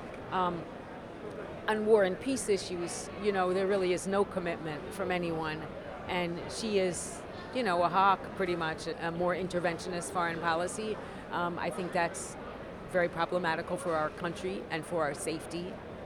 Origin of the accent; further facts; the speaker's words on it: Middlebury, Vermont, United States; I'm from Middlebury, Vermont